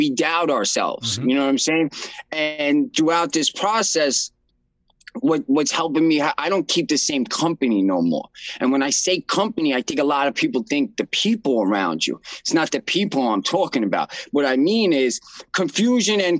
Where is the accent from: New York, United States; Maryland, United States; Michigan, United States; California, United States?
New York, United States; New York City; I'm from Brooklyn, New York